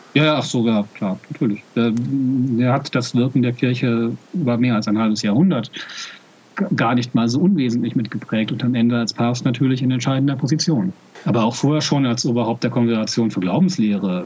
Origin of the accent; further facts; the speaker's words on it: Germany; Ich sehe mich zwar als deutschen Katholiken